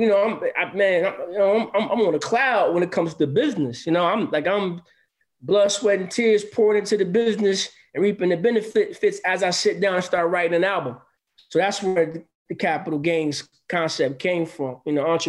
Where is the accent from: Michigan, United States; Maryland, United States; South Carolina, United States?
Michigan, United States; Grand Rapids; my hometown of Grand Rapids